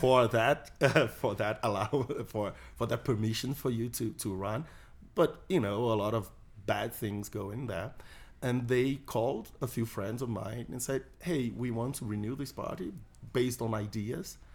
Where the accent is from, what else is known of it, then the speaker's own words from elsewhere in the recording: Brazil; I'm a Brazilian libertarian.